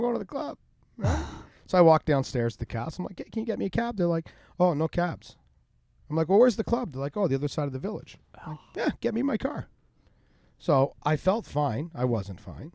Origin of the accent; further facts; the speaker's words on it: Unionville, Ontario, Canada; my hometown of Unionville